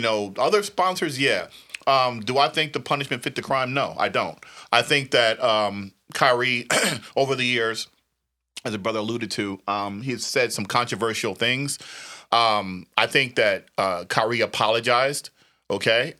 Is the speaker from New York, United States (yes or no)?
no; New Jersey, United States; when I was growing up, in New Jersey